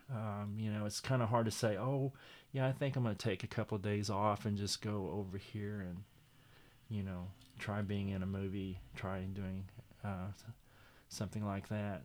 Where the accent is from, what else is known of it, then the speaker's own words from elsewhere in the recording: Miami, Oklahoma, United States; I'm originally from Miami, Oklahoma, mm-hmm. and uh, uh, I was born and raised there